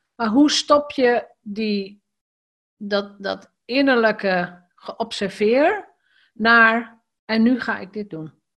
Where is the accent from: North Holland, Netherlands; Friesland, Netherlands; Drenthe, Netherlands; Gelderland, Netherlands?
Drenthe, Netherlands; ik ben in Drenthe geboren, opgegroeid.